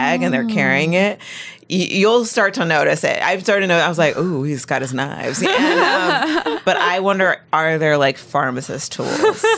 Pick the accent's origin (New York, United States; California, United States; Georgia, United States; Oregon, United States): California, United States; Rialto; I grew up in the Inland Empire